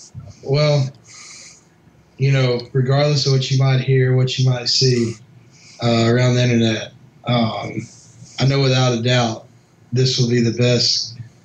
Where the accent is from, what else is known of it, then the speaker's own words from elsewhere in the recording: Memphis, Tennessee, United States; I originally grew up, like I said, West Tennessee, Memphis area